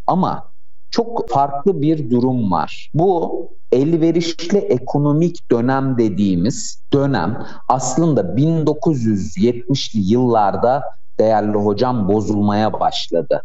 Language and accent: Turkish; Ankara, Turkey; 89 yılında güzel Ankara'mda doğdum. Ankaralıyım.